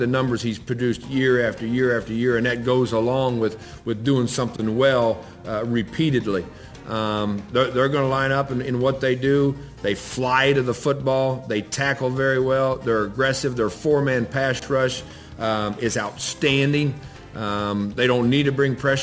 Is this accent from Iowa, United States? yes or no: yes; Iowa, United States; it's my home state